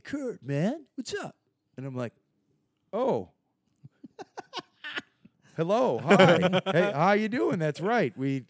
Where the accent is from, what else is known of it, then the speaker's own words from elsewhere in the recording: Argentina; I'm from Argentina. I hang out here, and I met this guy.